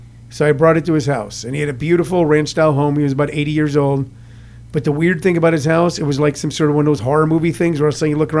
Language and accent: English; St. Louis, Midwest, United States; moved away as an adult; also born or lived in Los Angeles; Because I'm actually from the Midwest